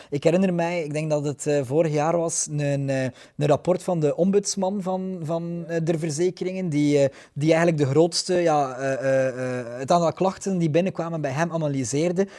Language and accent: Dutch; Ostend, Flanders, Belgium; Ik ben eigenlijk een Oostendenaar.